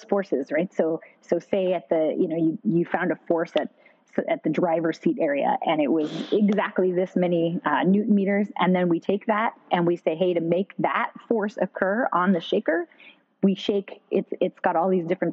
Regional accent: Pacific Northwest, United States; I grew up in the Pacific Northwest, and we've got some great mountain ranges.

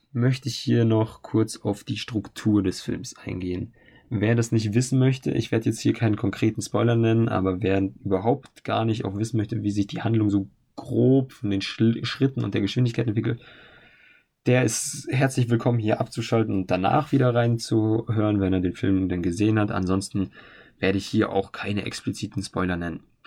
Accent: Germany; bei uns in Deutschland

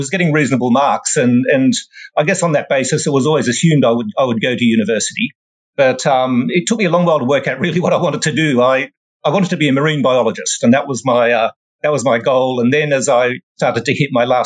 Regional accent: Sydney, New South Wales, Australia; moved away as an adult; now in United Kingdom; I was born and raised in Sydney, Australia. Sydney's my hometown

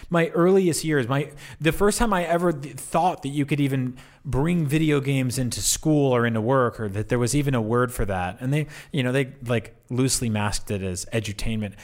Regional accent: East Coast, United States; growing up in the East Coast, I grew up listening to New York City hip hop

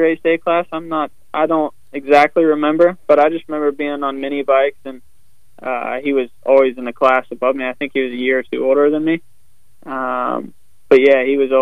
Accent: West Virginia, United States; where I grew up in West Virginia

